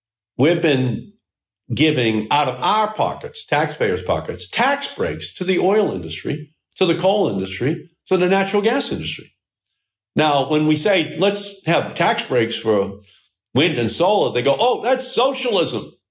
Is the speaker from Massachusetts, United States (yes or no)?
yes; Malden, Massachusetts, United States; I still live in Malden. I still live in the same house that I grew up